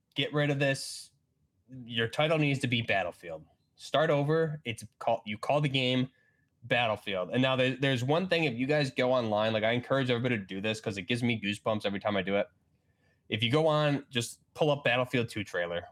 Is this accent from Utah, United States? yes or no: no; New York, United States; I'm from New York